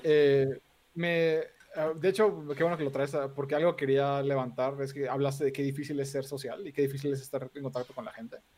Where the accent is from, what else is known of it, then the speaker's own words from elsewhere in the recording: Mexico City, Mexico; soy de aquí, de la Ciudad de México, de toda la vida